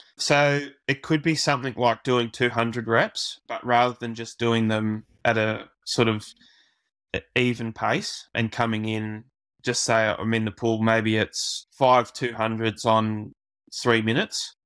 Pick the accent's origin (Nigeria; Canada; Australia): Australia; as an Aussie